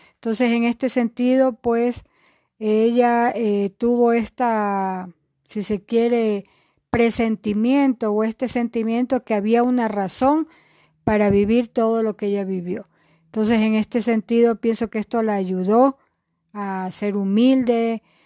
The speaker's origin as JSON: {"language": "Spanish", "town": "Guayaquil", "region": "Guayas", "country": "Ecuador", "also_born_or_lived": "Quito", "moved": "as an adult", "said": "somos de Guayaquil"}